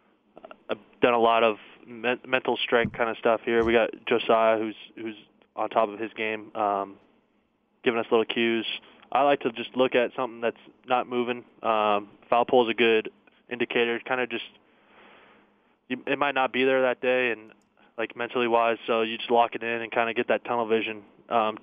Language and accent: English; the Northwest, Pacific Northwest, United States; moved away as an adult; now in Arizona, United States; I grew up in the Northwest, so just anything out in the trees.